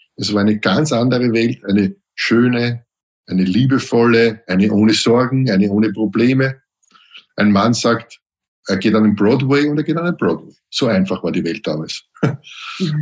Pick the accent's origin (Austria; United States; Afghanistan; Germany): Austria; Vienna; Ich bin ja am Weg aufgewachsen